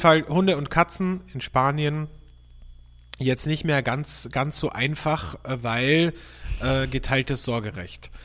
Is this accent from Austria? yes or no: yes; Austria; bei uns in Österreich